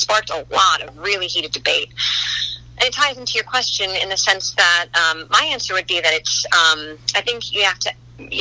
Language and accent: English; Westport, Connecticut, United States; also born or lived in New York City; I grew up in Westport, Connecticut